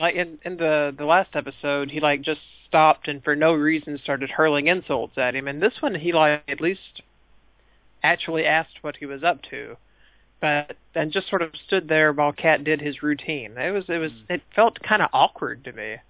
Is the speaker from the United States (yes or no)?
yes; the American South, United States; I'm from the American South, which means that they they make us read lots and lots of Mark Twain